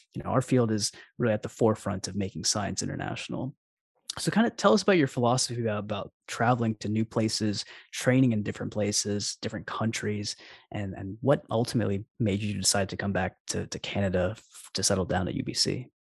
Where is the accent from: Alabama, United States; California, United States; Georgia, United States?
Alabama, United States; I'm actually from Alabama myself.